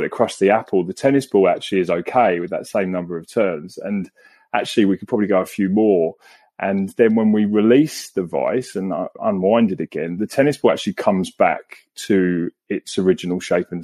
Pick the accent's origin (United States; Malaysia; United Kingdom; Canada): United Kingdom; England; moved away as an adult; now in Australia; I was born and raised in England